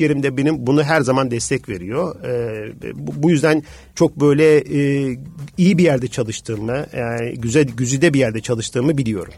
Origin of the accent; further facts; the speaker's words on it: Tuzla, Istanbul, Turkey; also born or lived in Los Angeles, United States; Tuzlalıyım, bir deniz çocuğuyum, yani bir köy çocuğuyum